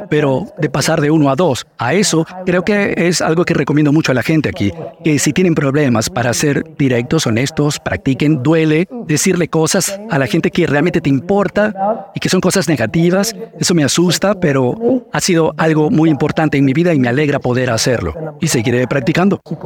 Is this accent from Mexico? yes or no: no; Edison, New Jersey, United States; also born or lived in Soviet Union; Porque no fue solo Tamara, fueron las calles de Edison, New Jersey